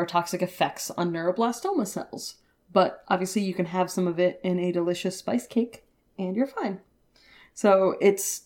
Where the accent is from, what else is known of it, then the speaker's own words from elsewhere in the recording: New England, United States; now in California, United States; growing up in New England